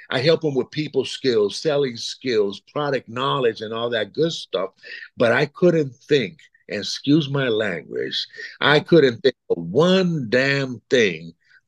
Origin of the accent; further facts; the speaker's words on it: East Coast, United States; also born or lived in Puerto Rico; I was born in Puerto Rico. I'm 67 years old as of late last year, raised in the East Coast for the most part, but I've lived all over the United States, mostly with my corporate job.